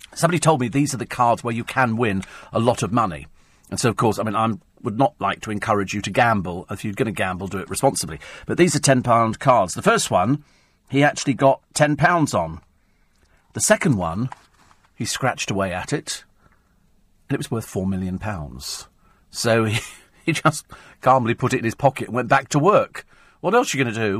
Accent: Bromley, London, United Kingdom; also born or lived in Berkshire; I was born in Bromley, which is in Kent

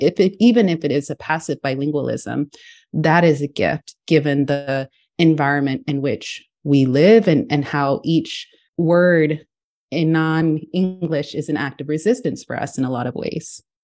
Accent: Houston, Texas, United States; I grew up in Texas, in Houston, Texas

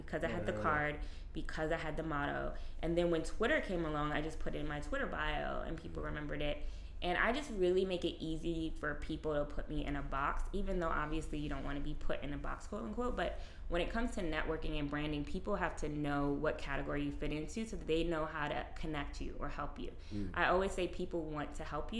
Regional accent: New York City, New York, United States; I grew up in New York

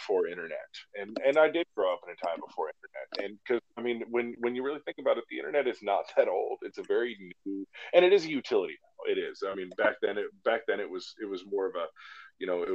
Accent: Alaska, United States; moved away as an adult; growing up in Alaska

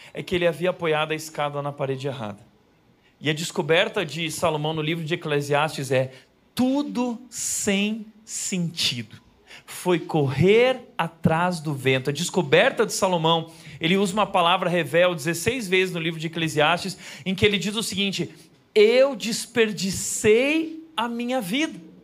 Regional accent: Rio Grande do Sul, Brazil; lá no Rio Grande do Sul, onde eu nasci

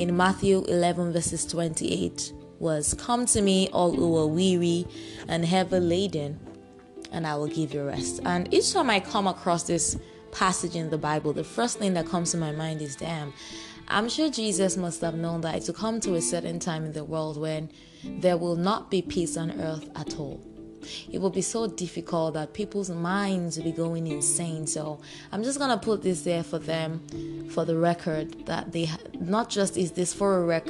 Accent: Nigeria; I am proud to say I'm a Nigerian

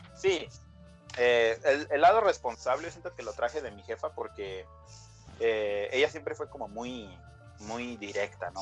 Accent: Jamay, Jalisco, Mexico; now in United States; soy nacido en Estados Unidos, pero criado en México

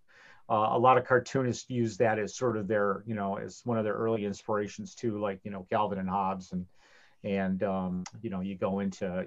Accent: Cleveland, Ohio, United States; I'm from Cleveland, like Tom. And there was a Cleveland comic book convention when I was in high school.

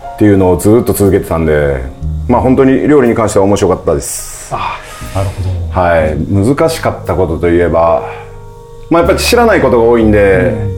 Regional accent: Takamatsu, Kagawa, Japan; also born or lived in Tokyo; now in Zushi, Japan; もともと私は、まあ、高松市、まあ、田舎の出身なんで

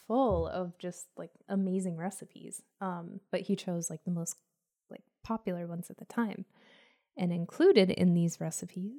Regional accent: Southwest, United States; I'm from the Southwest

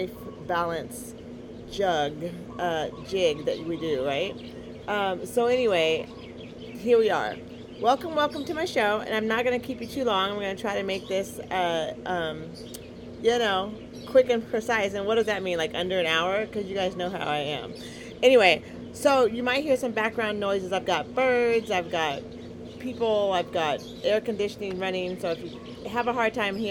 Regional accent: Eugene, Oregon, United States; Black Girl from Eugene

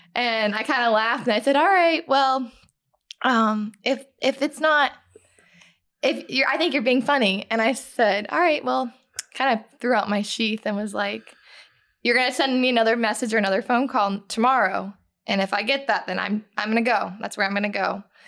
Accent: Fort Myers, Florida, United States; I'm from Fort Myers, Florida

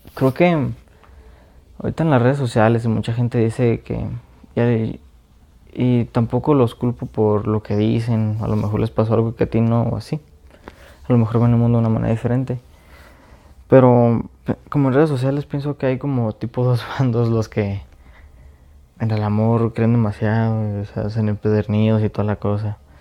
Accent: Mexico; yo soy de México

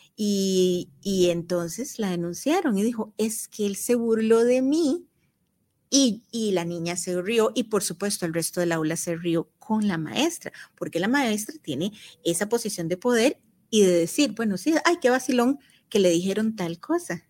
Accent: Costa Rica; nosotros como costarricenses

